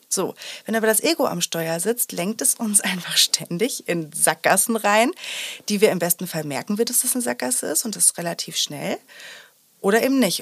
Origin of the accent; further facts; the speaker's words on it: Sauerland, North Rhine-Westphalia, Germany; ich bin im Sauerland groß geworden